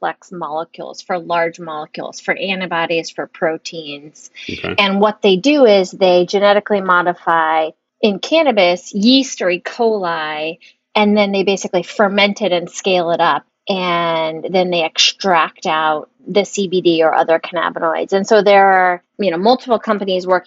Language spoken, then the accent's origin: English; Big Island of Hawaii, United States; I'm from the Big Island of Hawaii.